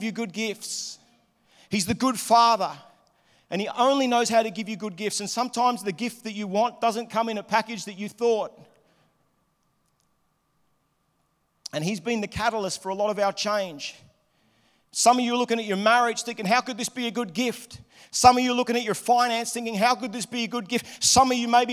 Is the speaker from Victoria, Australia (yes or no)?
yes; Melbourne, Victoria, Australia; moved away as an adult; also born or lived in Liverpool, Sydney; now in Sydney, Australia; I was living in Melbourne. I grew up in Melbourne.